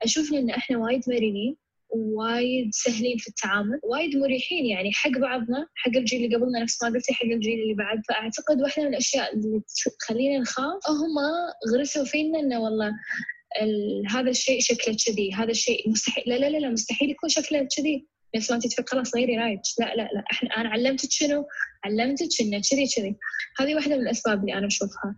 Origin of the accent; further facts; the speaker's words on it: Egypt; أنا كمصرية